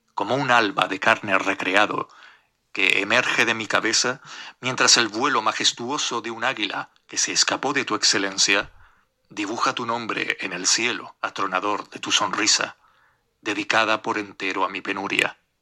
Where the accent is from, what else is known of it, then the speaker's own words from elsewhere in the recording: Gran Canaria, Canary Islands, Spain; Soy de Gran Canaria